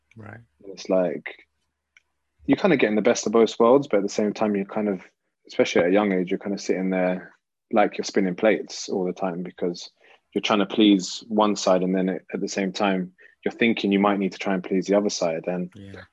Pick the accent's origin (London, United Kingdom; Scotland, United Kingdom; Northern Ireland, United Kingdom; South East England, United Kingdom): London, United Kingdom; growing up in North London now, so I moved I moved to North when I was quite quite young, probably eight or nine